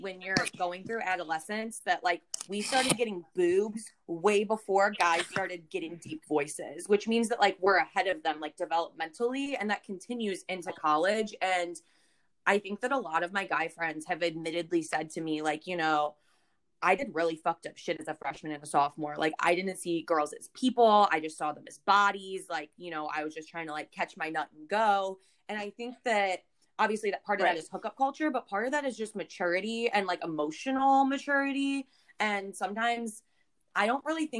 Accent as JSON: {"language": "English", "town": "St. Louis", "region": "Missouri", "country": "United States", "tie": "born or raised there", "said": "I grew up in St. Louis, Missouri"}